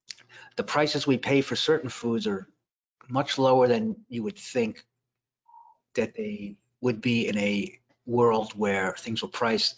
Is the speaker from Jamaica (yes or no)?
no; Brooklyn, New York, United States; We had more options in Brooklyn.